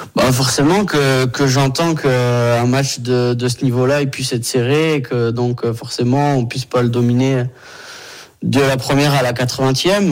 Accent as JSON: {"language": "French", "region": "Brittany", "country": "France", "moved": "yes", "said": "rentrer un petit peu chez moi en Bretagne"}